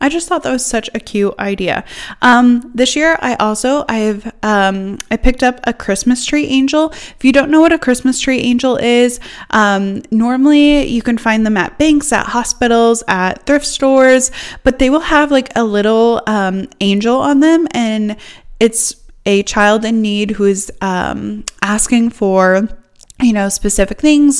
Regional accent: Northeast Iowa, United States; now in Missouri, United States; I grew up in Northeast Iowa

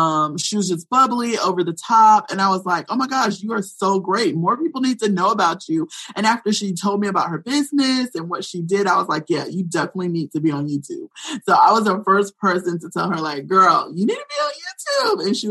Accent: Florida, United States; now in North Carolina, United States; I'm originally from Florida, and, I live here in North Carolina as well

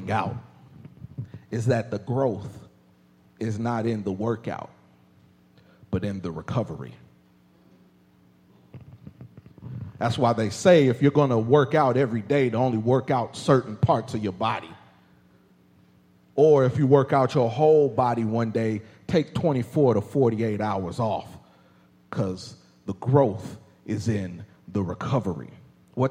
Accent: Indianapolis, Indiana, United States; growing up in Indianapolis, Indiana

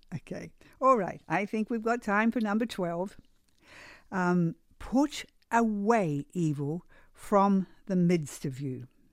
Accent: New Zealand; moved away; I grew up in New Zealand

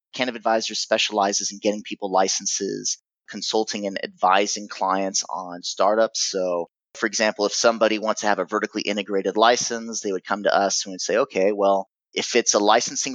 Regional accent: United States; accent: American accent; also born or lived in Germany; I was born in Germany. My mother's German. My father's American.

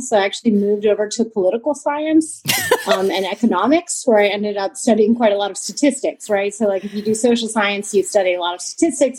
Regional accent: California, United States; moved away as an adult; now in Germany; I'm a Californian originally

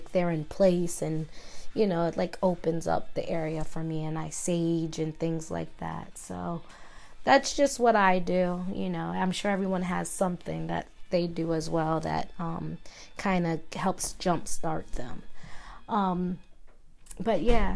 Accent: Maryland, United States; moved away; I'm from Maryland, as you guys know, and I had a home in Maryland

